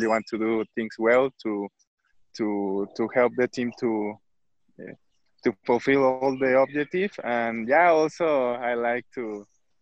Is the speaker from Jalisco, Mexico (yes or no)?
yes; Guadalajara, Jalisco, Mexico; English is a second language; also born or lived in Veracruz, Mexico / Toronto, Canada; I was born in Veracruz, in Mexico.